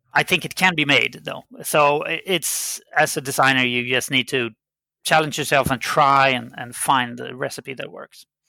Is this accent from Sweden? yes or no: yes; Sweden; first language Swedish; English is a second language; I'm a Swedish citizen, so my native language was Swedish